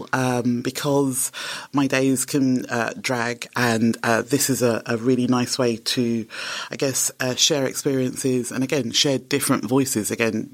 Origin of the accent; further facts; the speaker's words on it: London, United Kingdom; also born or lived in Nigeria; I come from London